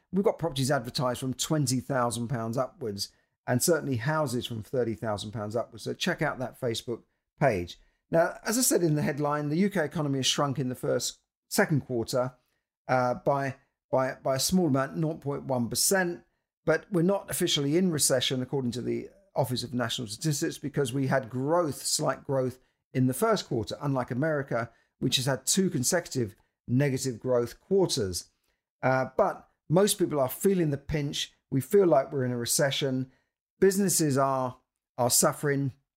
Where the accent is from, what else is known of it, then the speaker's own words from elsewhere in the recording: London, United Kingdom; I'm a Londoner